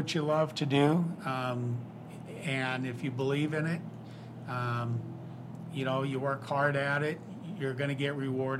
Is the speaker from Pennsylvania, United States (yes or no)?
no; Storm Lake, Iowa, United States; I grew up in Storm Lake, Iowa, and I went to BV for 2 years, transferred to Iowa State, where I got my BA and ultimately my master's.